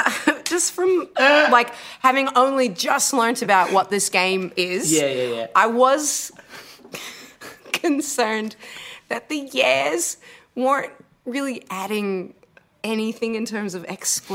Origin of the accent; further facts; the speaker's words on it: United States; born there; I was born in America, so that's kind of why...